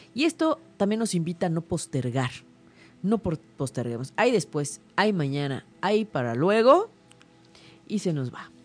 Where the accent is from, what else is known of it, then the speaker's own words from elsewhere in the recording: Mexico; todos nosotros como mexicanos porque lo traemos en la sangre